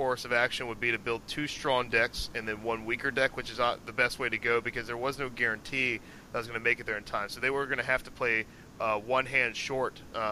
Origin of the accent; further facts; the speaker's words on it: Norfolk, Virginia, United States; I was born in Norfolk, Virginia, and just happen to have some different descent